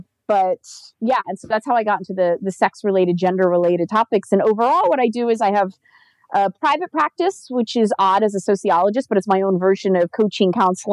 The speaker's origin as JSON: {"language": "English", "area": "suburbs of Philadelphia", "region": "Pennsylvania", "country": "United States", "moved": "yes", "lives_now": "San Diego, United States", "said": "But I'm originally from Pennsylvania, suburbs of Philadelphia"}